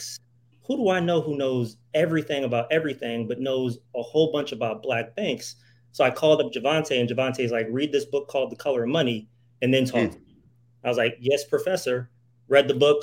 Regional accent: New Haven, Connecticut, United States; moved away as an adult; I come from New Haven, Connecticut

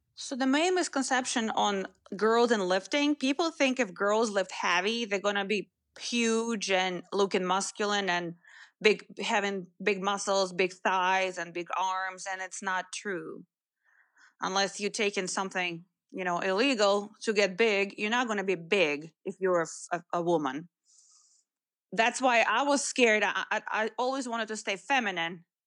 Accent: Moscow, Russia; moved away; didn't come from a small town. I was, I came from Moscow.

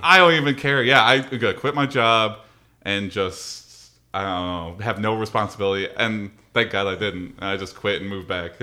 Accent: Madison Heights, Michigan, United States; also born or lived in Cincinnati / Mount Pleasant; I was born and raised in Madison Heights

